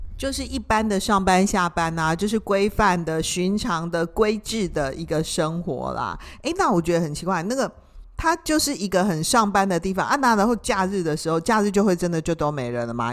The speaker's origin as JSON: {"language": "Chinese", "country": "Taiwan", "said": "那我们台湾人，以我来说，我连换个灯泡我都没办法换"}